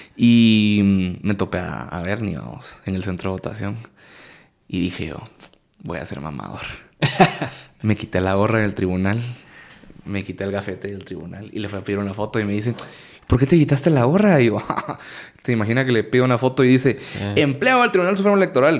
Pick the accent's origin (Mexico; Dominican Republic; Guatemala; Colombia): Guatemala; como cualquier guatemalteco